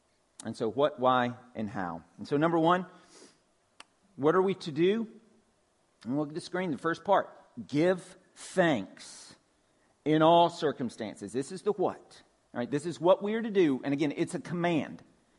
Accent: Georgia, United States; just like my accent grows thicker when I get around my cousins and my family in Georgia

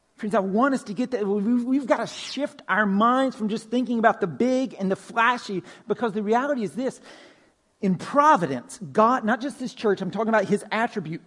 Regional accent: Pine Log, Georgia, United States; I'm originally from Pine Log, right? Northwest Georgia, country, way out in the country. Grew up on a farm.

